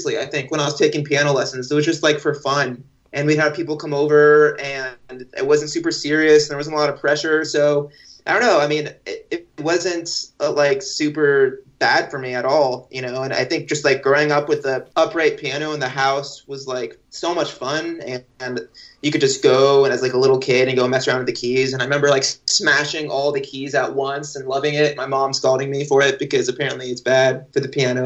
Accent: Oregon, United States; I grew up in Oregon.

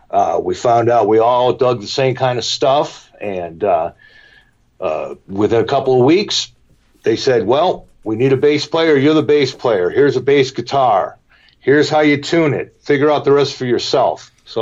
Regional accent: Cleveland, Ohio, United States; also born or lived in Elmira, New York / Buffalo, New York / Denville, New Jersey; Well, I moved from Buffalo to Denville, New Jersey in 1959, and then in 1961, when I was in the third grade, we moved to Cleveland, and that's where I stayed all through my school years.

